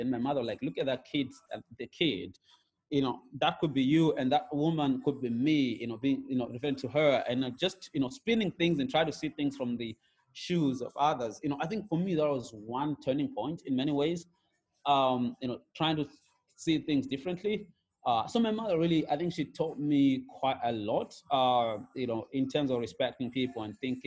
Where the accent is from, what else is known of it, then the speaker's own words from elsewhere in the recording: Gokwe, Midlands, Zimbabwe; also born or lived in Hwange, Zimbabwe; we moved to the rural areas in a place called Gokwe, in the Midlands. And, you know, I grew up herding cattle